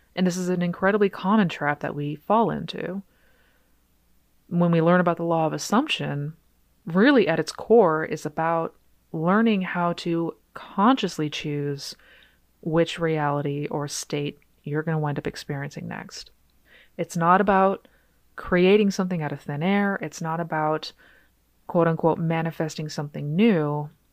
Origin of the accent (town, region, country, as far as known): Seattle, Washington, United States; born or raised there; now in Texas, United States